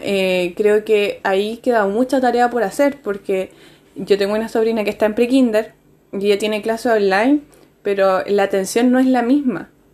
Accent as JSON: {"language": "Spanish", "country": "Chile", "said": "nosotros acá en Chile"}